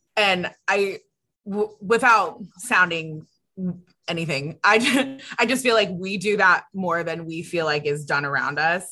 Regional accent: California, United States; now in Austin, United States; I'm from California. So like we don't have hurricane season

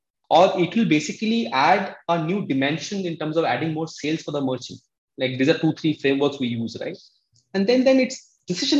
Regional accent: Kolkata, West Bengal, India; moved away as an adult; also born or lived in Odisha / Mumbai; now in Bangalore, India; I came from Odisha, a small village in Odisha. I was brought up in Calcutta

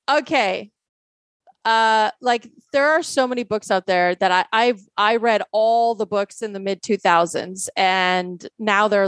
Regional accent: Poland; born there; some people don't know I was born in Poland

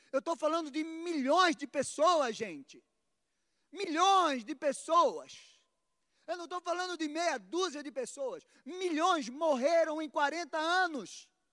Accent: Recife, Pernambuco, Brazil; moved away; lá na minha terra, lá no Recife, terra do sol, da praia

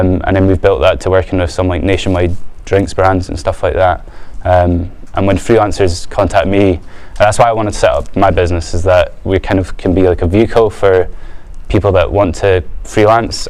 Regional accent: Edinburgh, Scotland, United Kingdom; I'm from Edinburgh

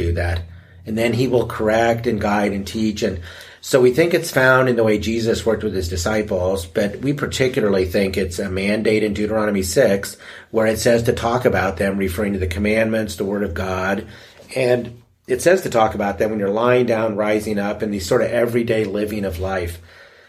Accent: United States; being an American

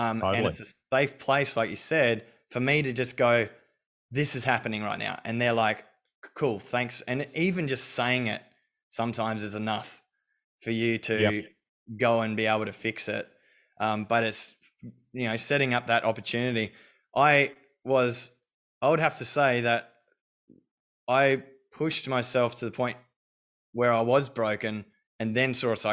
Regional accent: Australia; I was brought up in Australia

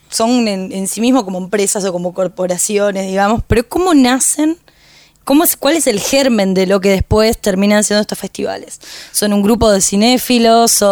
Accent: Paraná, Entre Ríos, Argentina; mi ciudad natal

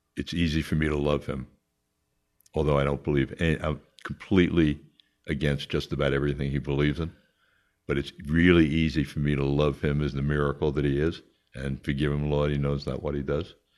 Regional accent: Long Island, New York, United States; born or raised there; also born or lived in Queens, New York

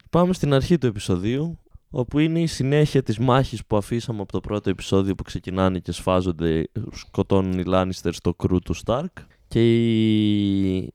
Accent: Alexandroupoli, Eastern Macedonia and Thrace, Greece; Και εγώ είμαι από την Αλεξανδρούπολη.

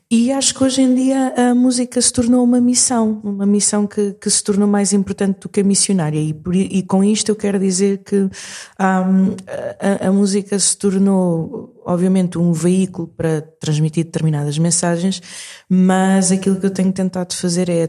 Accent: Portugal; also born or lived in Maputo, Mozambique; Mas eu nasci em Maputo em, em 81 uh, ah, e vim para Portugal quando tinha hum, seis anos.

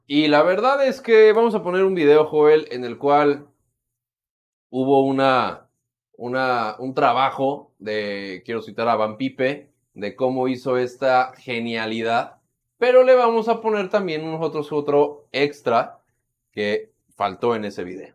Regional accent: Mexico; buenos mexicanos

